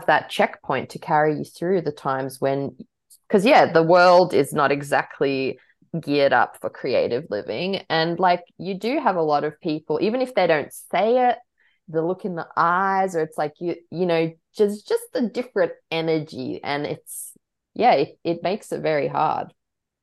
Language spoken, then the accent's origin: English; Australia; growing up like with a big Croatian influence, but then like being super Australian